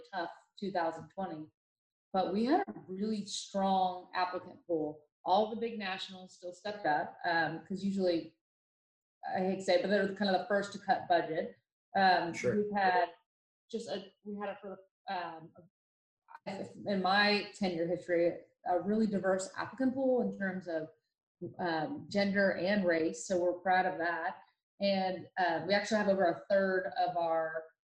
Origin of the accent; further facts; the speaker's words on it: Dublin, Ohio, United States; now in Dallas, United States; I grew up in Dublin, Ohio, which is a suburb of Columbus